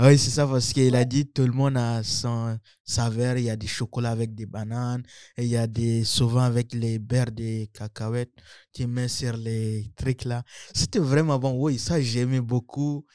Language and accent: French; Chad; also born or lived in Central African Republic; now in Trois-Rivières, Canada; je suis centrafricain j'ai grandi au Tchad